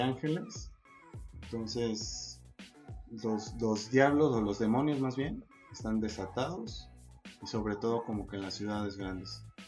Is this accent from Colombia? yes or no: no; Mexico; siendo mexicano